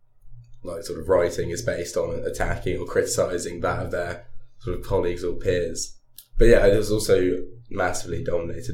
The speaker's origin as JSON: {"language": "English", "region": "London", "country": "United Kingdom", "moved": "as an adult", "lives_now": "Durham, United Kingdom", "said": "I come from Northwest London"}